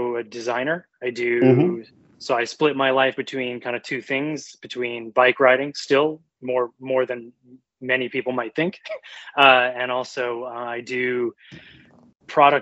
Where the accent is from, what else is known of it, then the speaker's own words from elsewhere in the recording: Vancouver, British Columbia, Canada; moved away as an adult; now in New York, United States; originally or born and raised in Vancouver and then been in New York for 5 years.